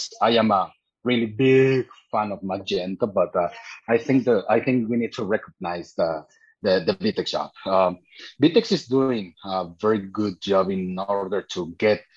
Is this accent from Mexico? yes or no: yes; Mexico; I am from Mexico. I was working in several stores here in Mexico for e-commerce